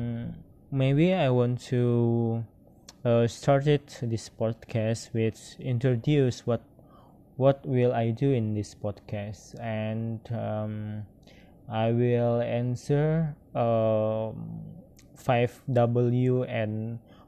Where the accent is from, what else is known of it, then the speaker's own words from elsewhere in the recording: Padang, West Sumatra, Indonesia; English is a second language; I was born in Padang, March 19, 1995.